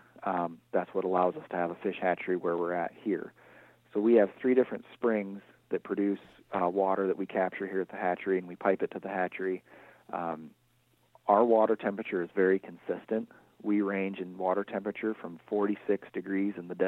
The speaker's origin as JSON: {"language": "English", "region": "Northwest Iowa", "country": "United States", "moved": "yes", "lives_now": "Northeast Iowa, United States", "said": "I'm originally from Northwest Iowa"}